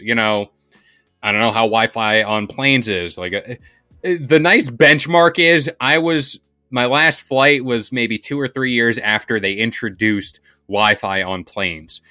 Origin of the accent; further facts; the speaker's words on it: United States; I'm American